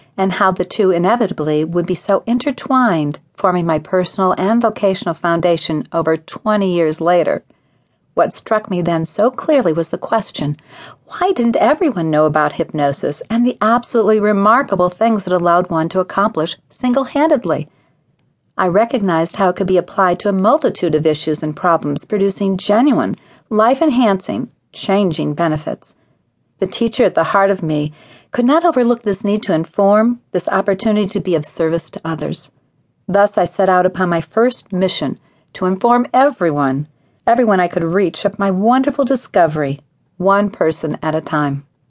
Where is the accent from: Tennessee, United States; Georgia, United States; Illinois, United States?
Illinois, United States; Evanston; Evanston, Illinois, my hometown